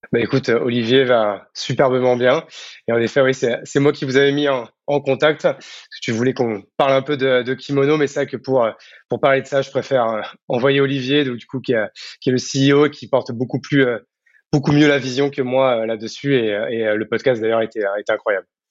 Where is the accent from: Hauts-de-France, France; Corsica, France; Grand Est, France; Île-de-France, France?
Grand Est, France; Marne, Champagne-Ardenne; moved away as an adult; also born or lived in Paris; now in Bordeaux, France; de base, je suis né à Paris, mais je n'ai pas vécu longtemps. je suis très vite vivre à la campagne, dans la Marne, en Champagne-Ardenne, où j'ai vécu toute mon enfance, adolescence, jusqu'au bac